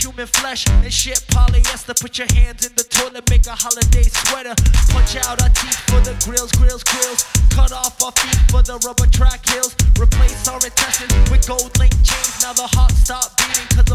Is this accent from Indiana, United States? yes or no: no; New York City, New York, United States; I'm from Queens.